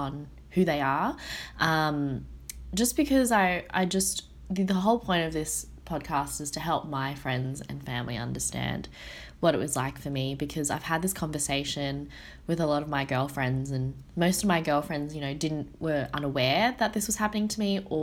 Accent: Sydney, New South Wales, Australia; growing up in Australia as an Asian person

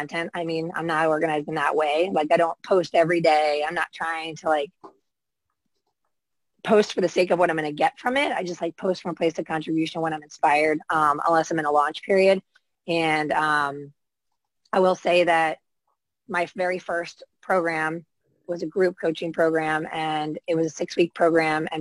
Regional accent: United States; accent: American; I'm in the States

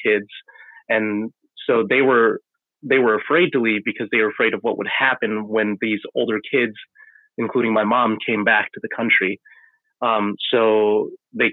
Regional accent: Holland, Michigan, United States; I was born sometime after that in Holland, West Michigan here

